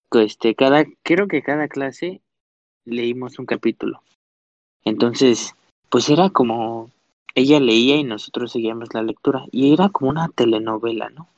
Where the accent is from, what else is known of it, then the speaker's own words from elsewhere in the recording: Mexico City, Mexico; soy de la Ciudad de México